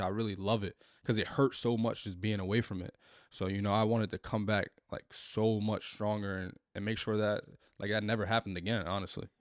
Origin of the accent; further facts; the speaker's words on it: Newark, New Jersey, United States; growing up in, in Newark